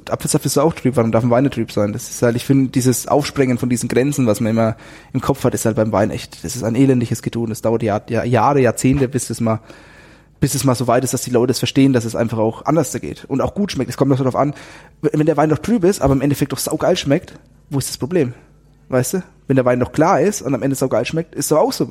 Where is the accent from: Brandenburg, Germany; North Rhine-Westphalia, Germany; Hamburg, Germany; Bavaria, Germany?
Bavaria, Germany; dann wissen die, ich komme aus Franken, gibt's Silvaner.